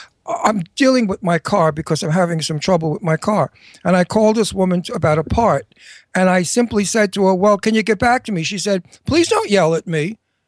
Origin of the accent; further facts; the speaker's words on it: New York, United States; I'm a New Yorker. We all talk like that.